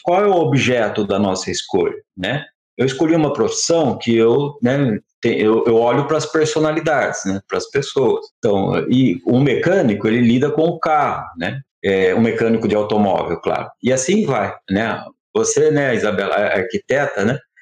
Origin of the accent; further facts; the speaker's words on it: Campinas, São Paulo, Brazil; numa escola pública né, da, da periferia de Campinas que foi a escola que, inclusive, onde eu cresci